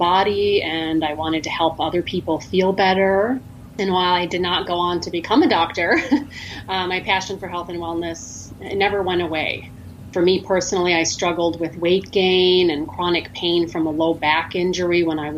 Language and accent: English; Maine, United States; now in Valparaiso, United States; my background, I grew up in Maine, which I miss very much